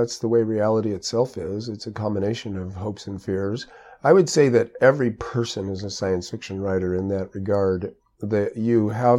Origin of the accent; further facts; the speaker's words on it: Orange County, California, United States; I grew up in Orange County, California, and it was actually orange groves when I was a child. And then the groves got pulled out, a giant city got replaced it